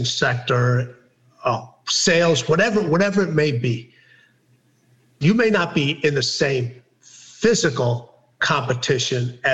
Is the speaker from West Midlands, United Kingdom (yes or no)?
yes; Wolverhampton, West Midlands, United Kingdom; I was born in Wolverhampton, England.